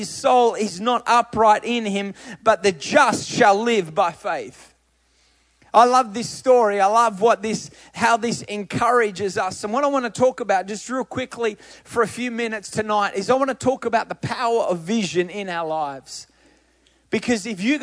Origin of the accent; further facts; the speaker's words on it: Australia; I'm Australian